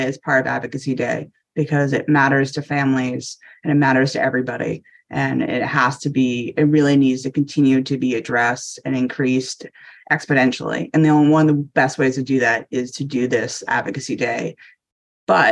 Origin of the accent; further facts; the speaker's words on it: Maine, United States; now in Washington DC, United States; I'm a former Mainer, maybe a transplanter from Maine is my home state